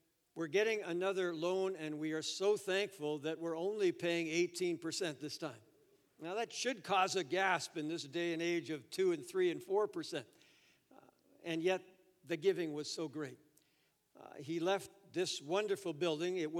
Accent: Toronto, Ontario, Canada; also born or lived in Edmonton / Florida / Japan; Florida to Toronto, which was my hometown

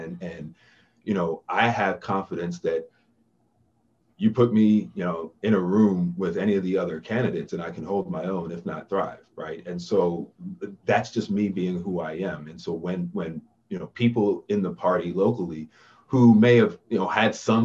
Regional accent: East Coast, United States; moved away; I grew up on the East Coast

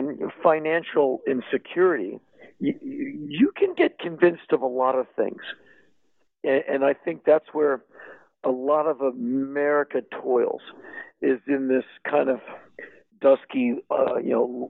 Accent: Washington, District of Columbia, United States; I come from Washington, D.C.

